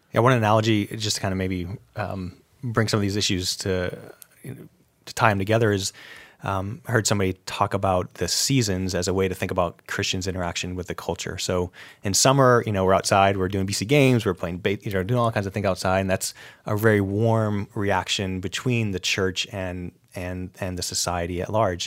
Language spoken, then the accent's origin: English; upstate New York, United States; I grew up in New, upstate New York, actually I didn't grow up very far from an Amish community